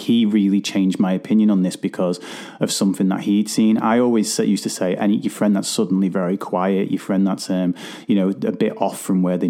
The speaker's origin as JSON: {"language": "English", "town": "Liverpool", "region": "North West England", "country": "United Kingdom", "said": "I'm from Liverpool"}